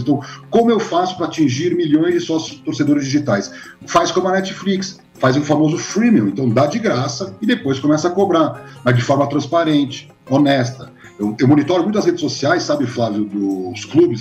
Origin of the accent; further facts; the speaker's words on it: Brazil; como brasileiro